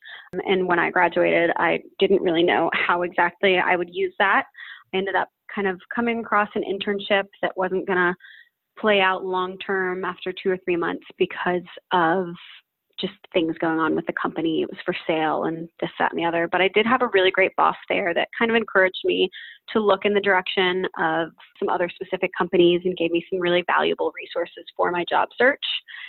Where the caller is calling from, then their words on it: Utrecht, Netherlands; I am 27 years old and I'm calling today from Utrecht, which is in the Netherlands.